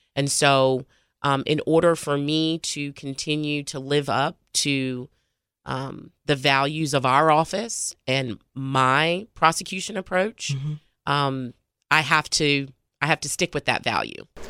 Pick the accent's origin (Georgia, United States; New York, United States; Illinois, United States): Georgia, United States; Atlanta; also born or lived in Nashville, Tennessee; I was born in Atlanta, Georgia. I grew up between Atlanta and Nashville, Tennessee.